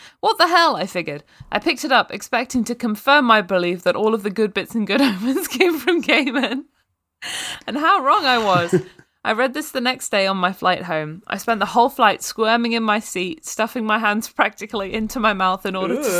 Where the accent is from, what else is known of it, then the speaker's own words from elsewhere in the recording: Australia; Maybe this is because I'm Australian.